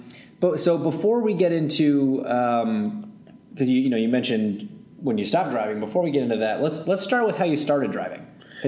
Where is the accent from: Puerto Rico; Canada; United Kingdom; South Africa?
Canada; moved away; I mean, I grew up in Canada